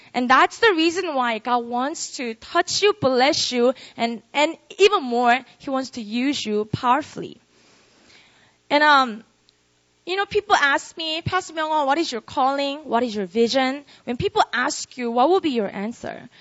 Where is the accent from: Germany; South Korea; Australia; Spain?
South Korea; Busan; moved away as an adult; now in Seoul, South Korea; I was born and raised in Korea, uh, in Busan. And then when I was 19, I moved to Seoul, this city.